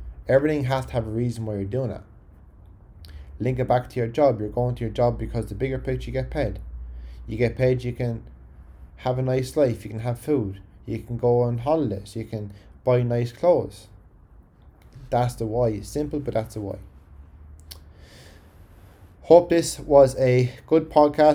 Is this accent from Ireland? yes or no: yes; County Carlow, Ireland; accent: Carlow; my Carlo accent